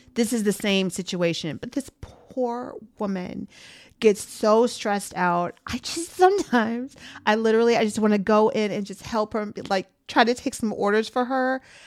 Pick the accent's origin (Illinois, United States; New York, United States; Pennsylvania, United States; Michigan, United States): Illinois, United States; Chicago; I'm from Chicago